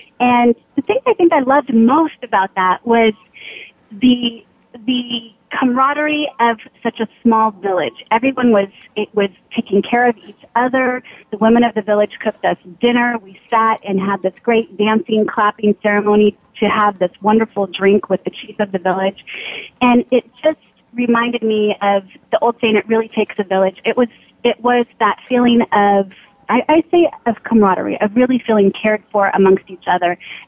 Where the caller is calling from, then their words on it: California, United States; I am calling from my home office in not-so-sunny California.